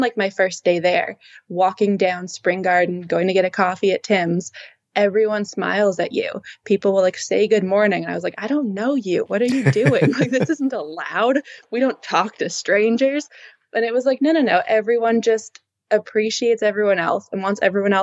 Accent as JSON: {"language": "English", "town": "Toronto", "region": "Ontario", "country": "Canada", "tie": "born or raised there", "also_born_or_lived": "Halifax", "moved": "as an adult", "said": "growing up in Toronto"}